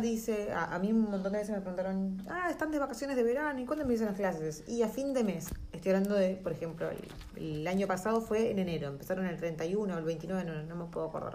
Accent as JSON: {"language": "Spanish", "country": "Argentina", "moved": "as an adult", "lives_now": "New Zealand", "said": "nosotros como argentinos"}